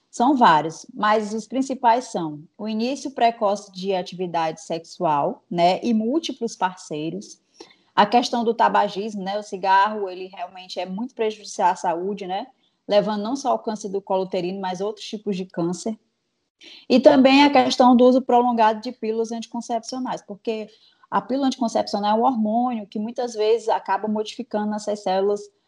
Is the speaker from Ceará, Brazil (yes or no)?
yes; Fortaleza, Ceará, Brazil; eu sou de Fortaleza, Ceará